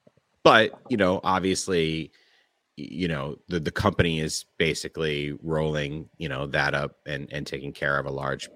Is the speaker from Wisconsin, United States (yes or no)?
no; California, United States; I mean, we were born and bred in California.